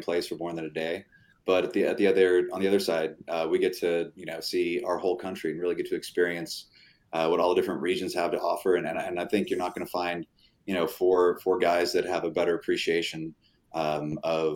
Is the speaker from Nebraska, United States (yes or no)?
yes; Omaha, Nebraska, United States; now in Grapevine, United States; my hometown in Omaha, Nebraska